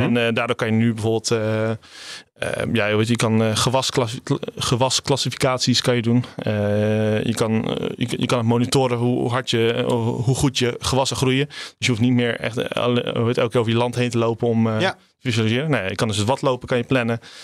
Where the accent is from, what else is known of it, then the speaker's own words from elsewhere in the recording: Rotterdam, South Holland, Netherlands; bij ons in Rotterdam